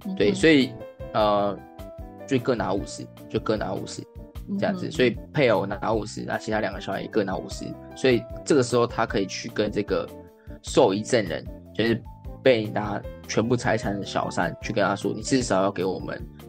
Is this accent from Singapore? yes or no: no; southern Taiwan, Taiwan; 因为我本身是南部人呐，有高雄的事务所，所以很常去南部